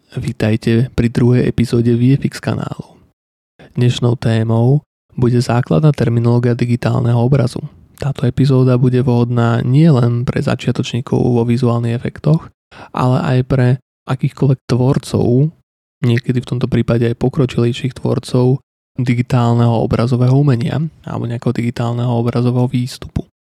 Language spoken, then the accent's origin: Slovak; Slovakia; tu u nás ako Slovák ako mladý človek